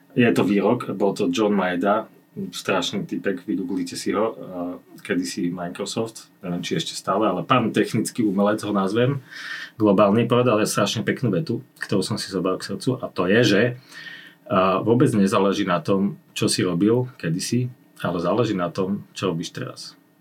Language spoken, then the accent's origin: Slovak; Slovakia; som Slovák